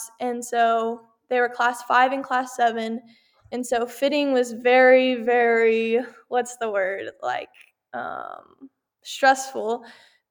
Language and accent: English; Texas, United States; I'm from Texas